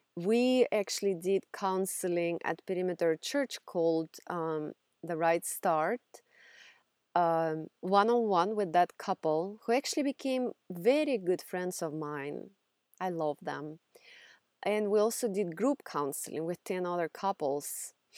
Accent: Russia; English is a second language; now in United States; if you haven't figured out from my accent yet, I grew up in Russia

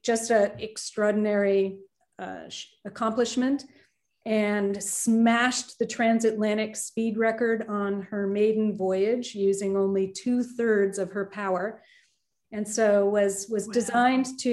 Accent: Maine, United States; growing up in Maine, we would tool around on Casco Bay on my father's tugboat

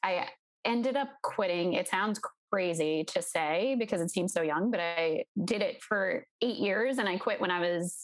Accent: New York suburbs, United States; Originally, I grew up in New York in the tri-state area, in the suburbs right outside the city

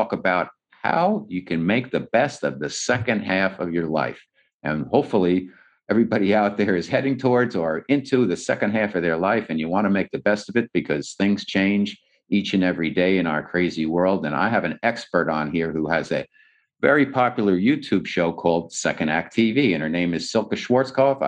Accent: United States; moved away as an adult; also born or lived in New Jersey / New York City; now in Southern California, United States; I'm from New Jersey and New York City. I've been out here about 2.5 years now

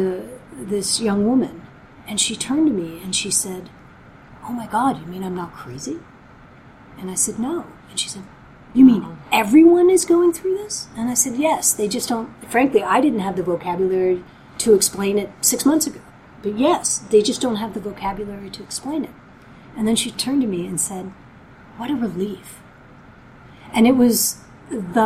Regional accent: Belgium; moved away; I was born in Belgium.

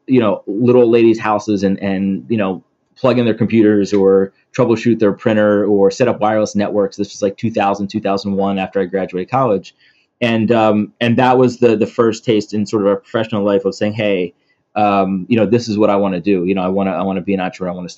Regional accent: Philadelphia, Pennsylvania, United States; moved away as an adult; also born or lived in Atlanta; I grew up in Philly

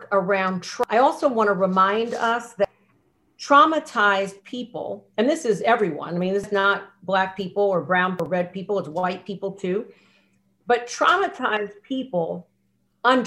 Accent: United States; I'm American, born here

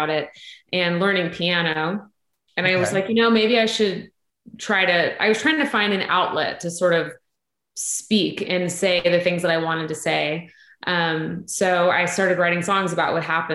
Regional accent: Los Angeles, California, United States; moved away as an adult; now in Nashville, United States; I am from LA originally

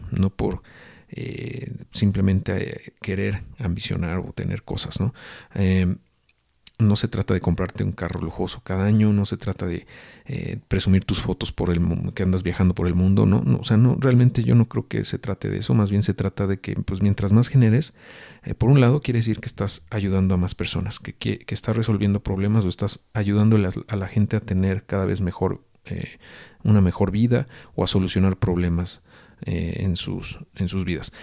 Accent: Mexico; nosotros como mexicanos

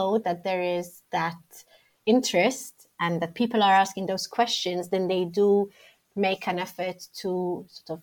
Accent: Malta; moved away as an adult; also born or lived in Rome, Italy; now in London, United Kingdom; I grew up in Malta.

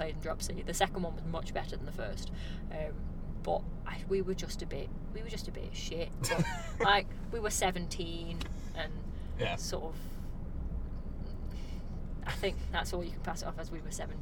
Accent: Stoke-on-Trent, West Midlands, United Kingdom; growing up in Stoke.

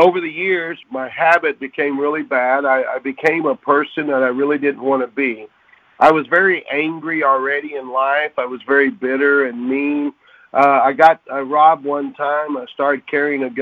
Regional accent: Oklahoma City, Oklahoma, United States; I was born and raised in Oklahoma City

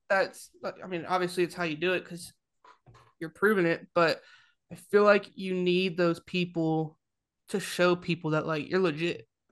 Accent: Ventura, California, United States; now in Alabama, United States; I'm from Ventura

